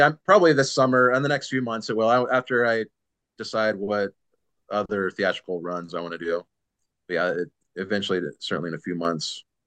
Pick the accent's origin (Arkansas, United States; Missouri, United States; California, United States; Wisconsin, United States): California, United States; San Diego; born or raised there